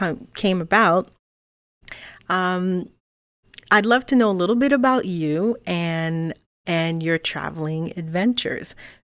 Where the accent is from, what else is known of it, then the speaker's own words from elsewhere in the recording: Quebec, Canada; when I grew up in Quebec